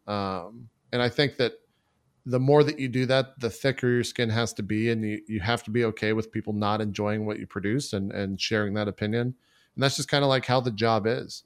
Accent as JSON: {"language": "English", "region": "Texas", "country": "United States", "tie": "born or raised there", "also_born_or_lived": "Galveston, Texas / Dallas, Texas", "said": "I was born and raised in Texas"}